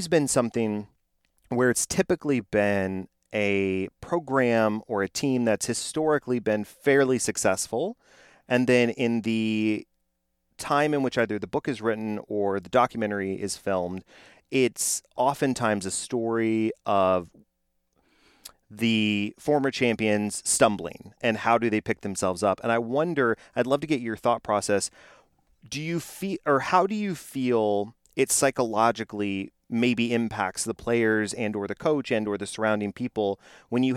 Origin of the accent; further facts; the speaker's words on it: Texas, United States; I'm from Texas, so high school football here is king